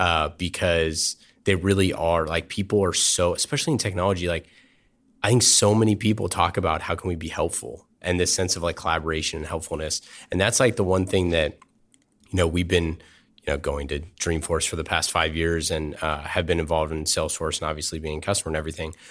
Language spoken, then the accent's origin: English; Oakland, California, United States; I grew up in Oakland